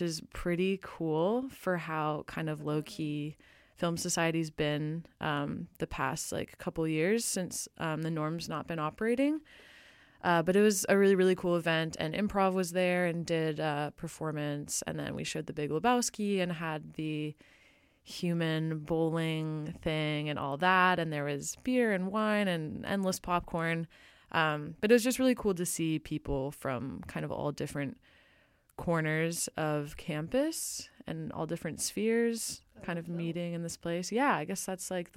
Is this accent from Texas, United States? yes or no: no; California, United States; moved away; We're both from California